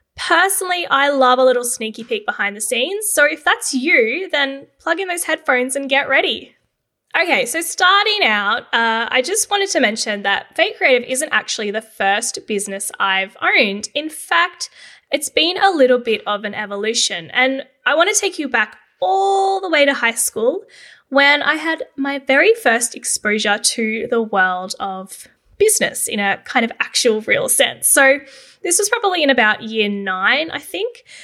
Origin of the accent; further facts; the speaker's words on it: Canberra, Australian Capital Territory, Australia; Growing up in Canberra, I pretty much always thought that I would go into the public service.